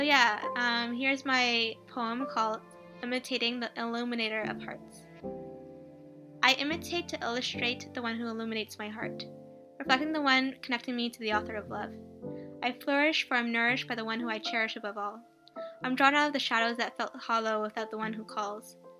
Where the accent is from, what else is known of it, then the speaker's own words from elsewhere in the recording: Montreal, Quebec, Canada; I'm from Montreal, Quebec, Canada